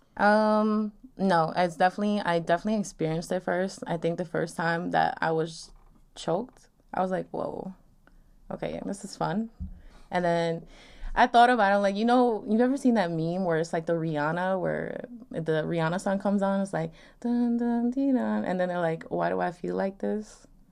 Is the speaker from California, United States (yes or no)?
no; Long Island, New York, United States; I'm twenty-two, from Long Island